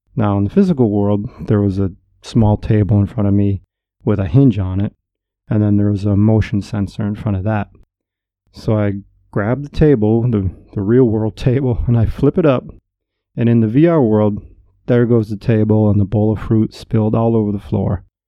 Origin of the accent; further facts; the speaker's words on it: upstate New York, United States; moved away as an adult; also born or lived in Southern California / Japan; I left my hometown in upstate New York and moved out to sunny Southern California in my mid 20s